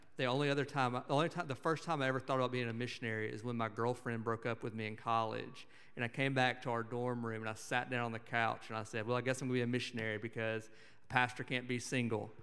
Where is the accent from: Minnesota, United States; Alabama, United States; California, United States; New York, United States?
Alabama, United States; Montgomery; I grew up in Montgomery, Alabama